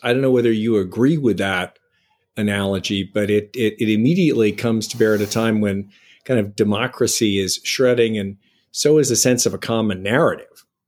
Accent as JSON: {"language": "English", "town": "Boston", "region": "Massachusetts", "country": "United States", "said": "I'm from Boston"}